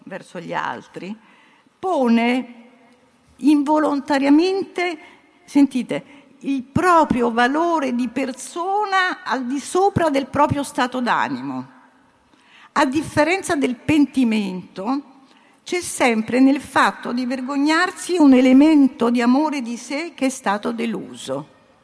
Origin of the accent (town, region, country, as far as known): Italy; also born or lived in United States